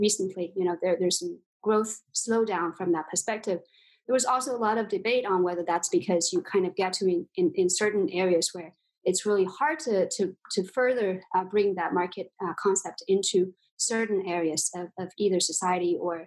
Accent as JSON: {"language": "English", "area": "southern part of China, a small town close to Shanghai", "region": "southern China", "country": "China", "tie": "born or raised there", "said": "So I was actually born in China. I grew up in China, in the southern part of China, a small town close to Shanghai"}